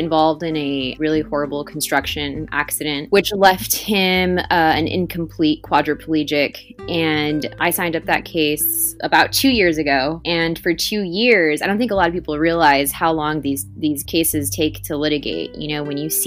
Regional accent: Primera, Texas, United States; also born or lived in Austin, Texas / San Antonio, Texas; I was born and raised here in the Valley in Primera

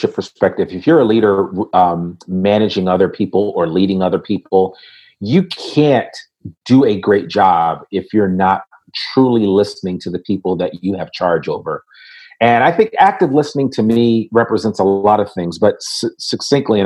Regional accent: Richmond, Virginia, United States; I was born in Richmond, Virginia

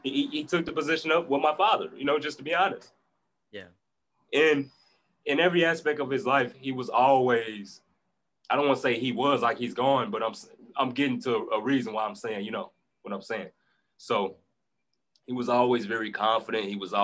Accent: Chicago, Illinois, United States; moved away; also born or lived in Indianapolis; So I come from Chicago, South Side. It's a rough area

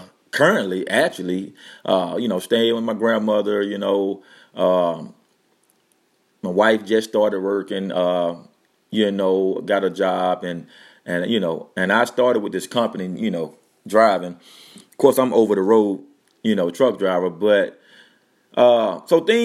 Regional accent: Louisiana, United States; moved away as an adult; also born or lived in North Dakota; We moved down to my hometown. You know, we come from North Dakota to Louisiana

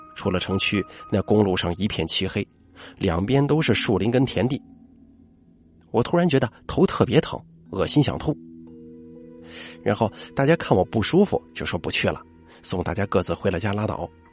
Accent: Shandong, China; 我们山东这边好像是，呃，有这么个习俗啊

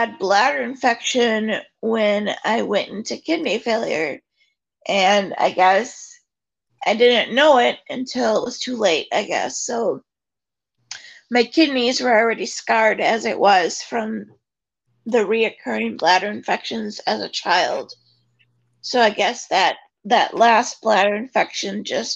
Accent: Oshkosh, Wisconsin, United States; I'm from Oshkosh, Wisconsin, born and raised. I still live here.

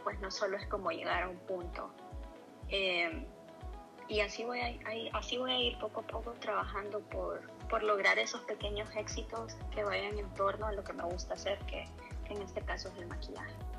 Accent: Tegucigalpa, Francisco Morazán, Honduras; moved away as an adult; now in Los Angeles, United States; Tengo casi 32 años y nací en Tegucigalpa

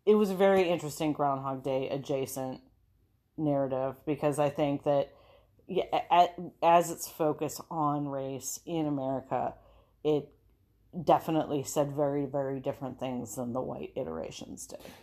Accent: Minneapolis, Minnesota, United States; we're from Minneapolis

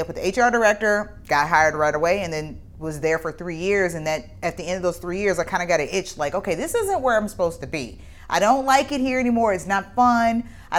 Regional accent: Midwest, United States; being born in the year that I was and growing up in the Midwest.

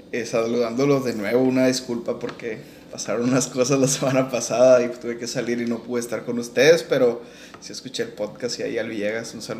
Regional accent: San Juan de Sabinas, Coahuila, Mexico; soy de San Juan de Sabinas

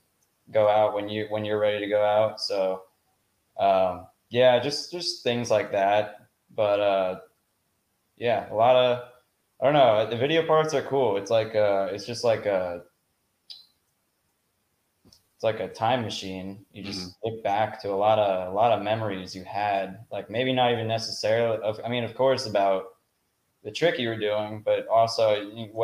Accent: Denville, New Jersey, United States; I'm from Denville, New Jersey

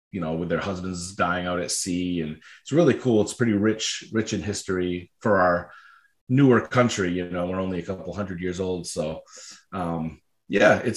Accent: Maine, United States; I am from Maine, up in the New England part of the United States.

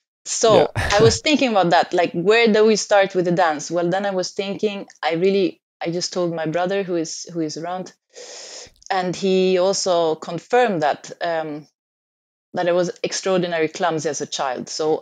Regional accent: Stockholm, Stockholm County, Sweden; moved away; I'm just down in the south. But I come from Stockholm, so I come from the cold, and I always hated the cold. So it was, yeah, one reason to move on.

